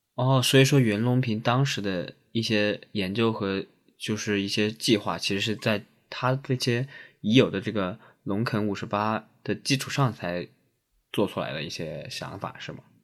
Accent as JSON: {"language": "Chinese", "town": "Xiantao", "region": "Hubei", "country": "China", "tie": "born or raised there", "said": "毕竟是我的老家了 ，湖北省仙桃市"}